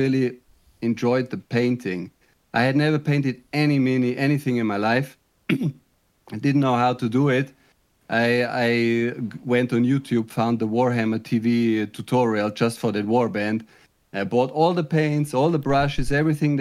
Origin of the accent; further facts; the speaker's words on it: Germany; moved away as an adult; now in Netherlands; I'm originally from Germany, but I live in the Netherlands.